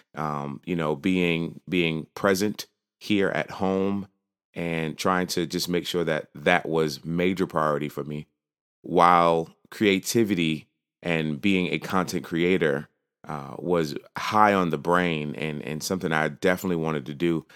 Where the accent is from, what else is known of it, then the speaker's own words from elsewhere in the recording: New York, United States; now in Virginia, United States; I am originally from New York. I now live in uh, Virginia